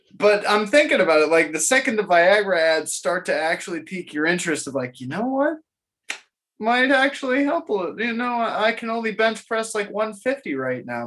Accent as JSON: {"language": "English", "region": "Florida", "country": "United States", "tie": "born or raised there", "moved": "yes", "lives_now": "Memphis, United States", "said": "I grew up in Florida"}